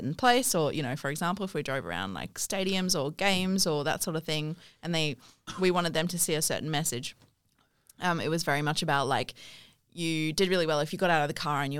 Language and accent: English; South Africa; now in Australia; Um, so I'm from South Africa, but I lived